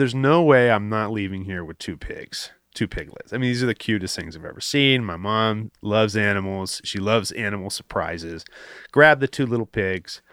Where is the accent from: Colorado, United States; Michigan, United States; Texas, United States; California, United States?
California, United States; Los Angeles; I'm from the Palisades